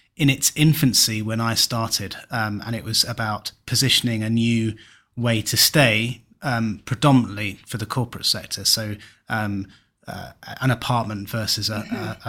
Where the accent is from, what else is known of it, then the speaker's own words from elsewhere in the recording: Kent, South East England, United Kingdom; now in Cornwall, United Kingdom; I'm from Kent, moved to Cornwall